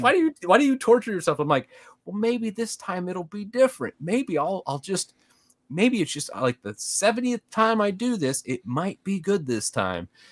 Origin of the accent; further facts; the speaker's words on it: Midwest, United States; moved away as an adult; now in Dallas-Fort Worth, United States; I actually grew up in the Midwest